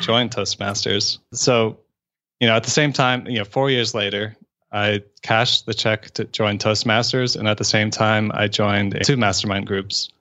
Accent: Florida, United States; now in Atlanta, United States; I grew up in Florida

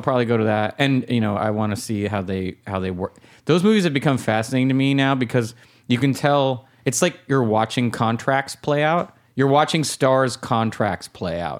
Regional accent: La Crescenta, California, United States; where I grew up in La Crescenta, and I still go to the bank there

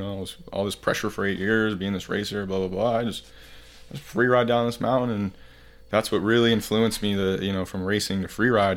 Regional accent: Heber City, Utah, United States; also born or lived in Saint George, Utah; Born and raised in Heber City, Utah.

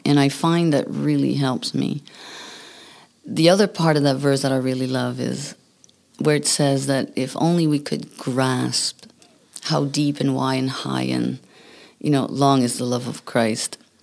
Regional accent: New Brunswick, Canada; English is a second language; moved away; I come from New Brunswick

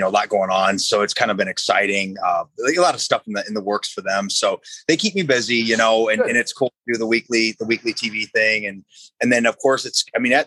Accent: Valparaiso, Indiana, United States; moved away; where I grew up in Valparaiso up in Indiana

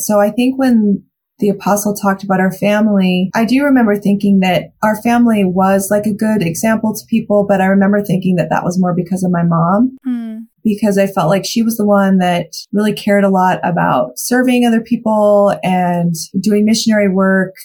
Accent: Mountain Home, Idaho, United States; Mountain Home Idaho, my hometown

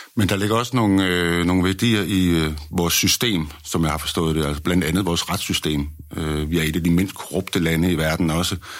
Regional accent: Denmark; Nu er vi jo som danskere jo altid stolte

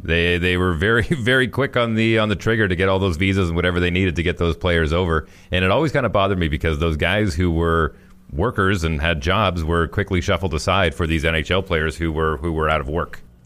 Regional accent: Fort McMurray, Alberta, Canada; moved away; also born or lived in Winnipeg; my hometown of Northern Alberta

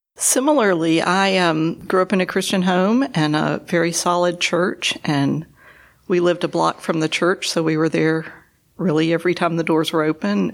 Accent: Tuscumbia, Alabama, United States; moved away as an adult; now in Chattanooga, United States; I grew up in North Alabama in the small town of Tuscumbia

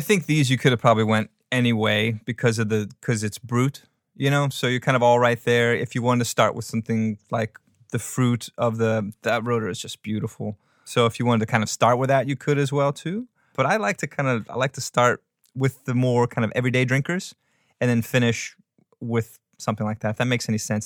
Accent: New Orleans, Louisiana, United States; I grew up in New Orleans

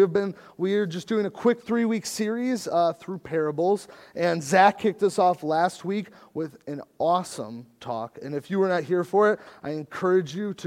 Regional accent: United States; as American Christians

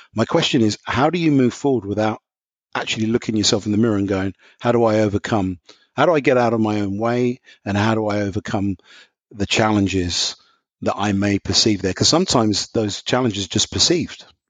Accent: London, United Kingdom; moved away as an adult; now in Indiana, United States; I don't have an American accent, so just to qualify. So I'm from London, England.

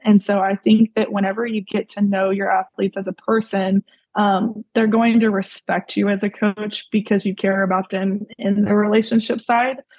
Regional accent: Mansfield, Texas, United States; I grew up in Mansfield, uh, Mansfield, Texas, and I was there pretty much my whole life.

